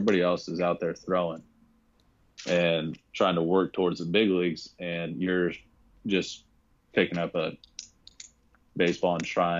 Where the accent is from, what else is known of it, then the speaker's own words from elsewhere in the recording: Arizona, United States; I'm also from Arizona